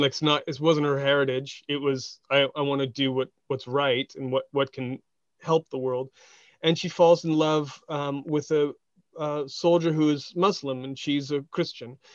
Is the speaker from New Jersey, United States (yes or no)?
no; Westminster, California, United States; where I grew up in Orange County, Westminster is a city.